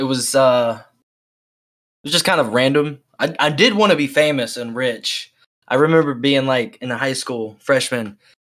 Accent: Oklahoma, United States; I'm from Oklahoma

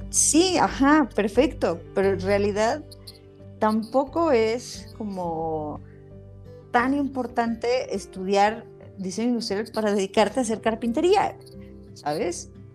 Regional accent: Mexico; como mexicanos

